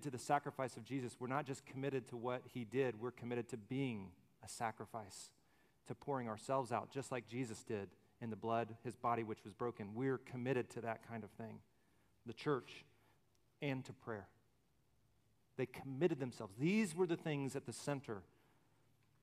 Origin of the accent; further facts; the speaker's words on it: Alabama, United States; I'm from Alabama. All I've seen are little hills and pine trees